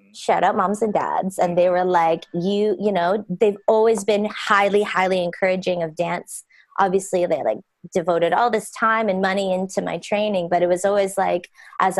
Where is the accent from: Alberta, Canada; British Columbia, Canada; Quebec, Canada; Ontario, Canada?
British Columbia, Canada; Pitt Meadows; moved away as an adult; also born or lived in Vancouver, Canada / Toronto, Canada; I grew up in a small town called Pitt Meadows, British Columbia in Canada.